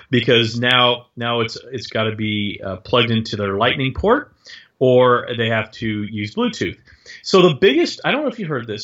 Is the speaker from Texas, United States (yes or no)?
yes; Texas, United States; I grew up in Texas